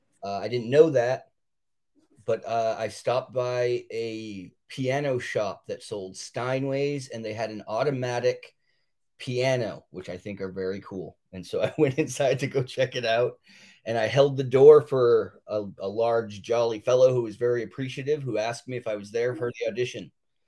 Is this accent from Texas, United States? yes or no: no; Auburn, Maine, United States; I'm from a city called Auburn, Maine.